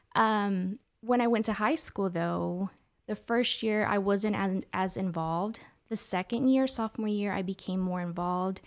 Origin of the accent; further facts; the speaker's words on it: Oklahoma City, Oklahoma, United States; also born or lived in San Luis Potosí, Mexico / Mexico City, Mexico; Oklahoma City raised, uh, Southside, Capitol Hill